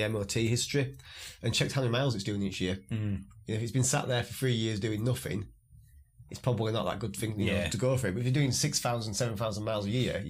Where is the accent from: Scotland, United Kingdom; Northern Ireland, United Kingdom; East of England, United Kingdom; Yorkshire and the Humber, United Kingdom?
Yorkshire and the Humber, United Kingdom; being a Yorkshireman